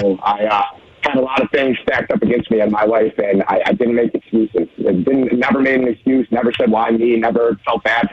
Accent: Western New York, United States; also born or lived in Oklahoma; now in Frederick County, Maryland, United States; growing up in Western New York

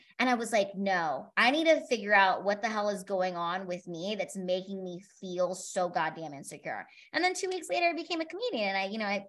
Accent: Philippines; I'm not a midget, I'm Filipina.

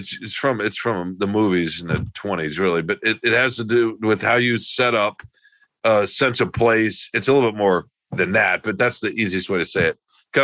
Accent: California, United States; Oh, I know what this means because I'm smart and I'm from Southern California. But these rubes here in the Midwest don't know.

